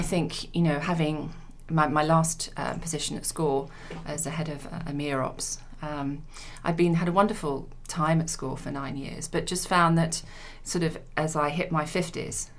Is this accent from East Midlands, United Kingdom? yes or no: yes; Leicester, East Midlands, United Kingdom; moved away as an adult; now in London, United Kingdom; I come from Leicester, so I, I moved to London when I was 18